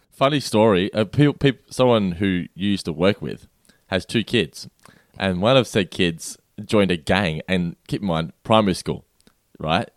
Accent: Australia; being an Australian.

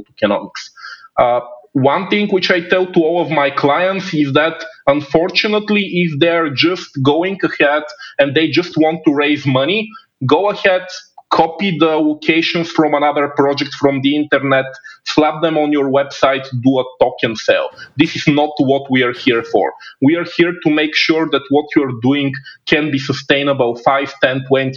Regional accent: Bulgaria; also born or lived in China; my home country of Bulgaria

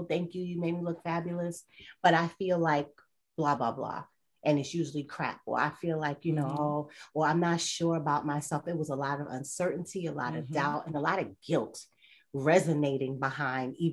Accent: New York, United States; I'm from New York

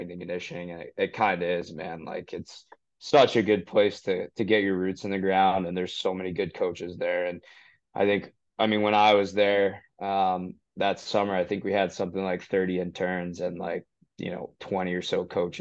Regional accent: Falmouth, Massachusetts, United States; I grew up in Falmouth, Mass

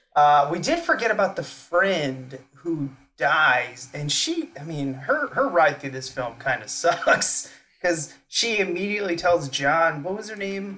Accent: St. Louis, Missouri, United States; I'm from St. Louis

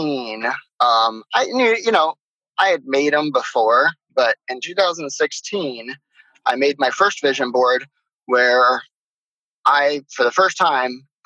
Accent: Miami, Florida, United States; moved away as an adult; now in Maui, United States; So I live in Maui, Hawaii. I grew up in Miami, Florida.

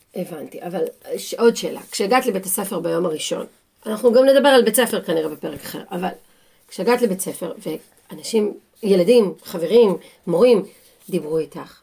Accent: Israel; moved away as an adult; now in England, United Kingdom; לנו כישראלים

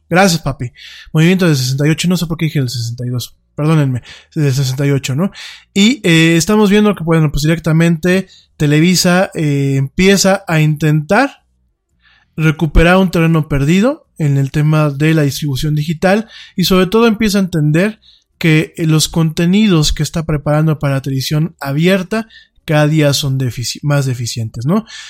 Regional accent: Mexico

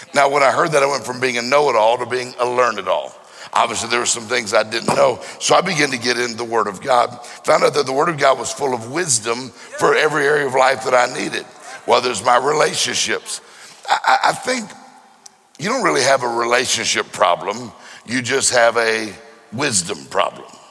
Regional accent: Mississippi, United States; I'm from Mississippi

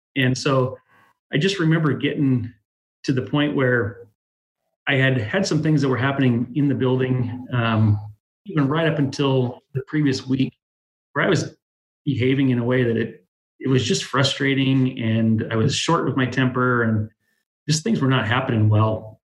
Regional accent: Dallas, Oregon, United States; also born or lived in Tillamook, Oregon; I really am kind of a born and bred Dallas person. Um, way back in my history, I went to elementary school here in the town

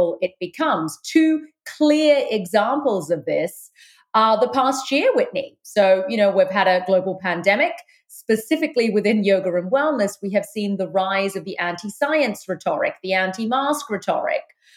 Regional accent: London, United Kingdom; moved away; I was born in London, the United Kingdom. I've lived in four countries, but that's where I've spent the vast part of my life. I'm of Sri Lankan Tamil heritage.

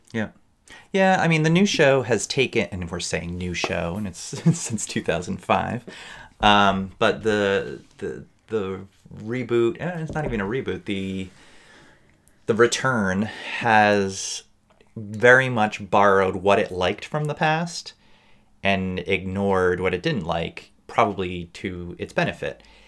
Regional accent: United States; As an American

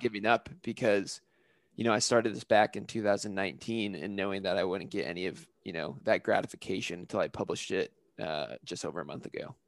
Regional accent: California, United States; I am originally from California, where I kind of have a lot of my roots of my travel background, and I grew up in a family that was very big into camping

